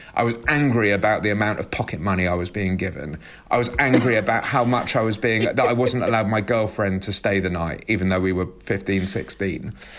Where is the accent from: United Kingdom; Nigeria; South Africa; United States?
United Kingdom; We're quite British, actually, especially Teddy.